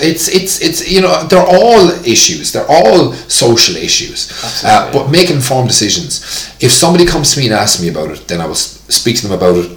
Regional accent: Tipperary, Ireland; PE, physical education in school was hurling growing up in Tipperary

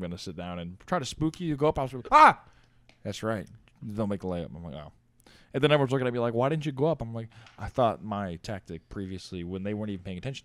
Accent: Charlotte, North Carolina, United States; I was born in Charlotte, North Carolina.

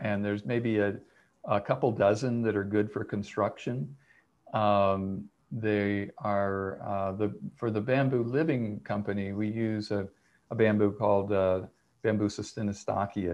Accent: Winter Haven, Florida, United States; now in Big Island, Hawaii, United States; I grew up in Florida

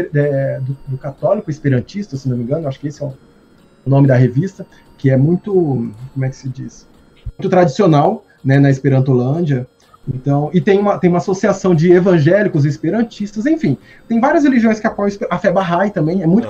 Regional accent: interior of Mato Grosso, Brazil; first language Portuguese; Eu sou do interior do Mato Grosso

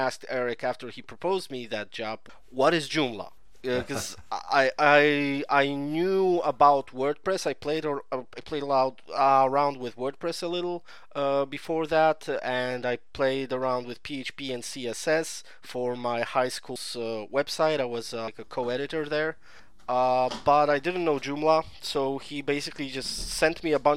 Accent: Poland; I'm from Poland.

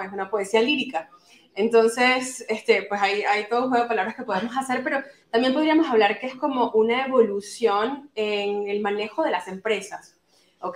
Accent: Venezuela; now in Turkey; yo soy venezolana, actualmente vivo en Turquía y estoy de paso aquí en Madrid una semana

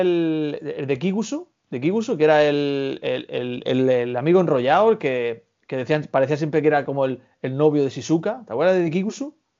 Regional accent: Almería, Andalusia, Spain; somos almerienses

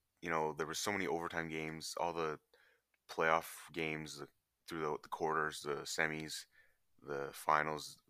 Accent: Canada; as a Canadian

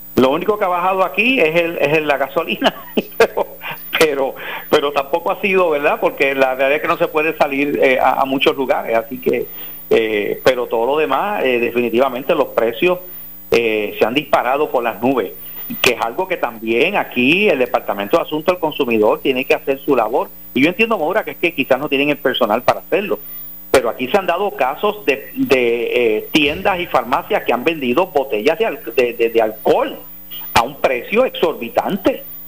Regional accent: Puerto Rico; los ciudadanos estadounidenses en Puerto Rico, que somos ciudadanos americanos

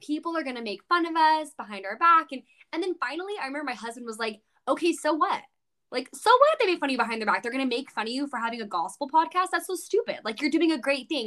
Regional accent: California, United States; growing up in California, like, we both did

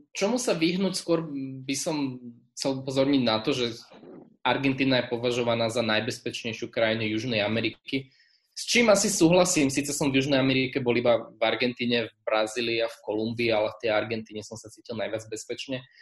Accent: Slovakia; odkiaľ si, tak hovorím, že e Slovakia

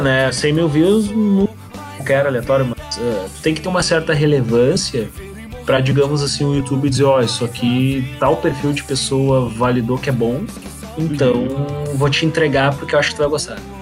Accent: Gaúcho, Rio Grande do Sul, Brazil; como bons gaúchos

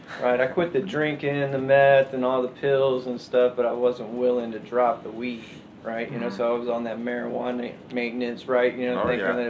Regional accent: Austin, Texas, United States; I'm born and raised in Austin for 34 years

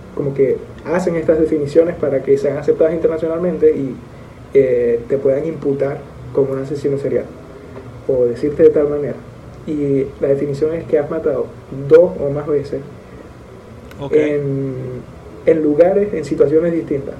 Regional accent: Maracaibo, Zulia, Venezuela; now in Dominican Republic; venezolanos, los dos, maracuchos de hecho

